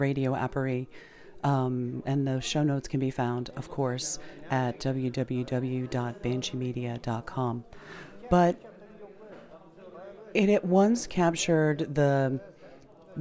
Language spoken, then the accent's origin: English; United States; growing up in the United States